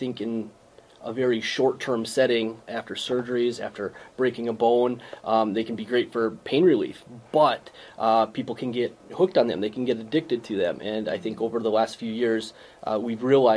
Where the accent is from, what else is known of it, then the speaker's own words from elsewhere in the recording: Winnebago, Minnesota, United States; also born or lived in Des Moines, Iowa; now in Fairmont, United States; I grew up in Winnebago and graduated from Blue Earth area for high school